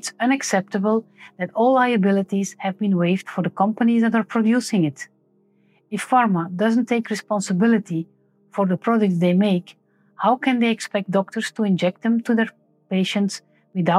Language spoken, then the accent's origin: English; Belgium; I'm a medical doctor from Belgium